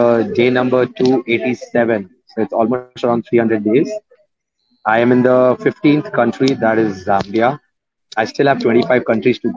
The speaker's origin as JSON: {"language": "English", "region": "Muscat", "country": "Oman", "tie": "born or raised there", "also_born_or_lived": "India", "moved": "yes", "said": "I am from India and born and raised up in Muscat, Oman, in the Gulf."}